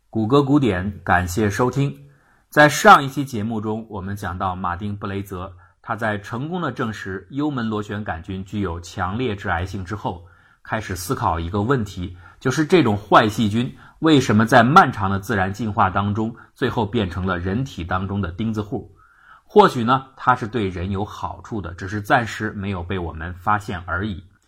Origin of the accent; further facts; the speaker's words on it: China; 我们中国人所说的烧心